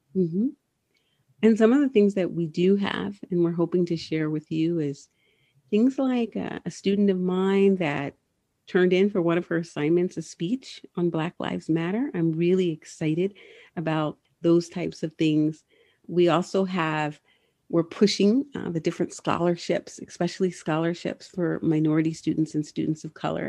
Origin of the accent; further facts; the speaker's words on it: Southern California, United States; moved away; I'm originally from Southern California